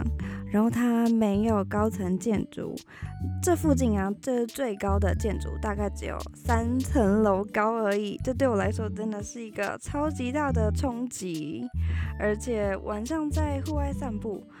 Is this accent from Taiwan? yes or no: yes; Taipei, Taiwan; now in United States; 我觉得一开始超级不习惯的，因为我在台北的家，然后跟这边的环